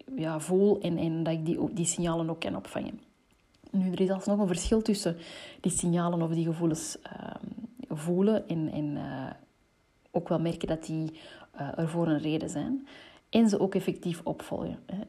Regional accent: Antwerp, Flanders, Belgium; ik ben opgegroeid in Antwerpen

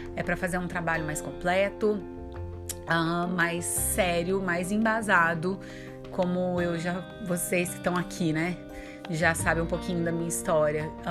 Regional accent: Minas Gerais, Brazil; accent: mineiro; meu sotaque mineiro que eu amo

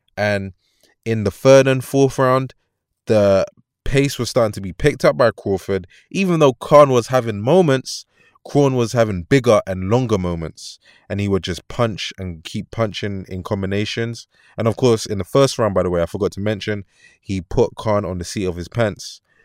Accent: London, United Kingdom; I'm from London

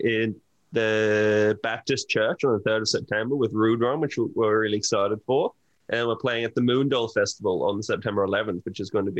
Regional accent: Brisbane, Queensland, Australia; Yeah, I've lived in Brisbane my whole life. Was born here.

